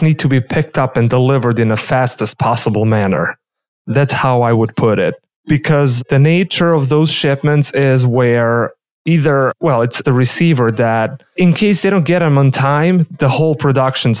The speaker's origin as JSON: {"language": "English", "country": "Serbia", "tie": "born or raised there", "also_born_or_lived": "Alaska, United States", "moved": "as an adult", "lives_now": "Chicago, United States", "said": "I grew up in the small country of Serbia in the Central Europe, and I studied mechanical engineering"}